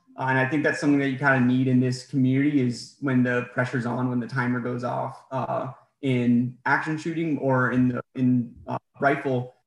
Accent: New Hampshire, United States; moved away as an adult; also born or lived in Hawaii; now in Virginia, United States; I was raised in New Hampshire

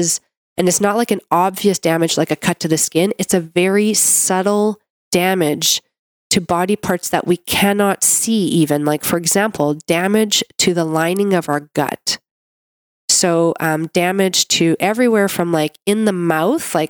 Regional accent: Canada; I'm a Canadian medical doctor

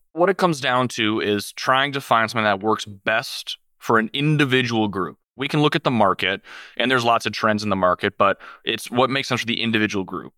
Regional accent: Minneapolis, Minnesota, United States; I'm originally from the Minneapolis area. I grew up there my whole life.

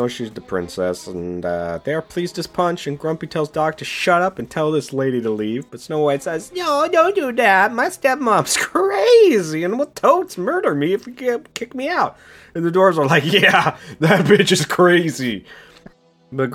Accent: Oregon, United States; now in Washington, United States; I live in Washington. I grew up in Oregon. I was born there

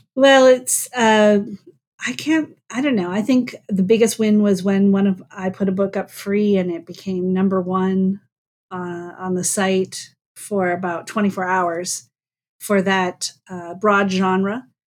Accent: North Dakota, United States; born or raised there

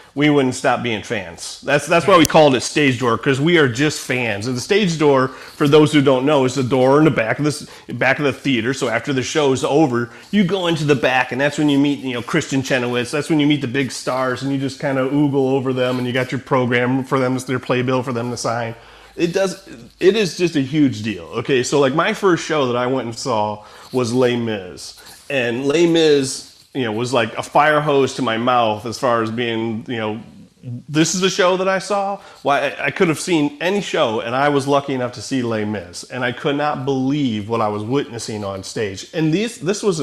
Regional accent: Rising Sun, United States; I grew up in Rising Sun, Lakota

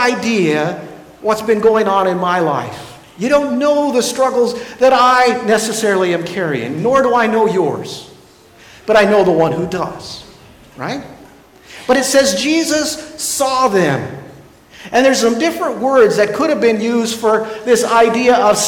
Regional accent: Ulysses, Kansas, United States; I grew up in Ulysses, and it's a very small town.

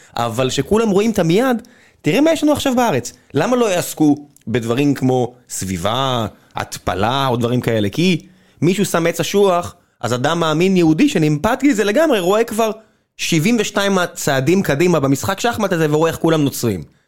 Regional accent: Beersheba, Southern District, Israel; moved away; כמי שאני באר שבעי מלידה, כבר לא, לא מעט שנים, אבל כבאר שבעי, אה, שג-, שנולד שם

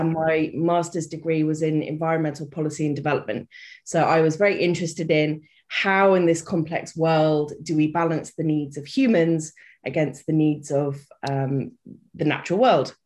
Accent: United Kingdom; also born or lived in Reunion Island; I am British. You may have guessed by the accent.

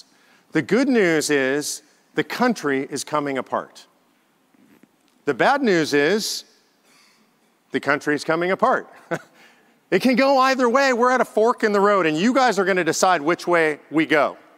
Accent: Mississippi, United States; the same products as if I were back home in Mississippi all the way to New York.

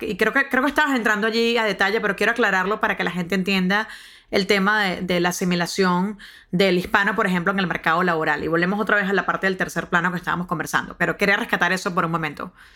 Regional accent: Venezuela; now in United States; en mi país

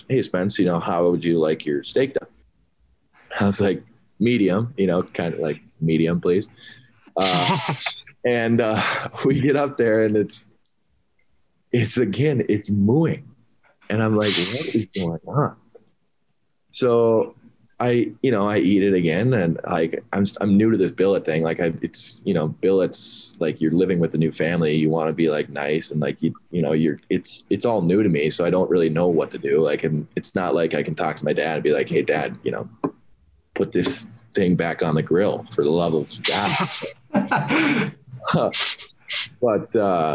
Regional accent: Sartell, Minnesota, United States; my hockey career growing up in Sartell. It's a smaller town

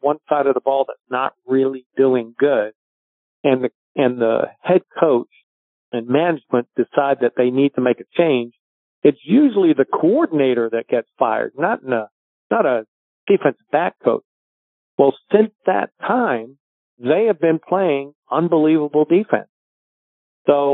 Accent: Portsmouth, South East England, United Kingdom; moved away; also born or lived in Halifax, Nova Scotia / Victoria, British Columbia; I grew up actually in England. So I was born in Halifax, Nova Scotia

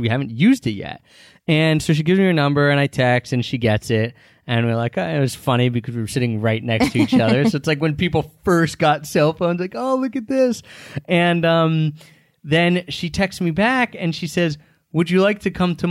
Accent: United States; first language English; also born or lived in Philadelphia; we're from America. We live in Philadelphia

